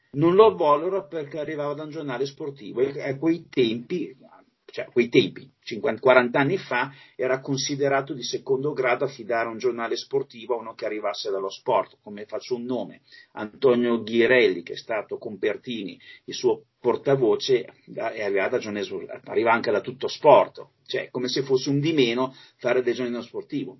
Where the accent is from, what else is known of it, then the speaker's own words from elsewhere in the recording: Alessandria, Piedmont, Italy; also born or lived in Masio; io sono alessandrino, ma mi son trasferito lì, appunto, negli anni settanta